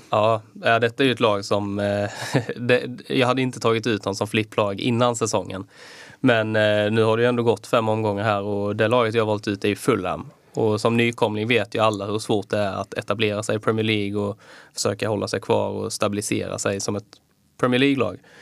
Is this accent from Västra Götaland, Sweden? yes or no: no; Skåne, Sweden; moved away; also born or lived in Kalmar; Jag har varit hemma i Skåne